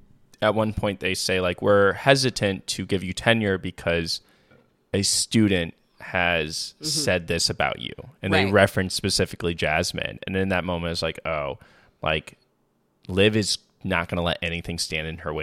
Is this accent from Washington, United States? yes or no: yes; Tacoma, Washington, United States; I'm from the fucking suburbs. I was valedictorian. I'm from Tacoma, Washington